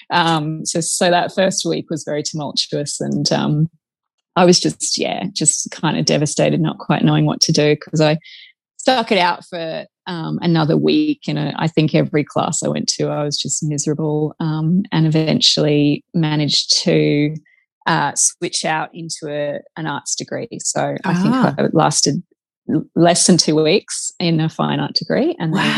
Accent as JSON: {"language": "English", "region": "Queensland", "country": "Australia", "moved": "as an adult", "lives_now": "Western Australia, Australia", "said": "So I'm a Queenslander originally, but we've been over in WA for about three going on, yeah, three and a bit years now."}